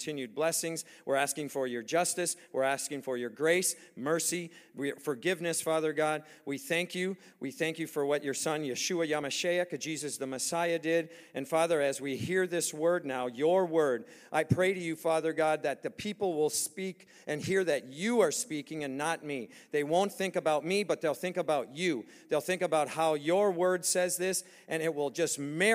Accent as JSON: {"language": "English", "country": "United States", "said": "we're from America"}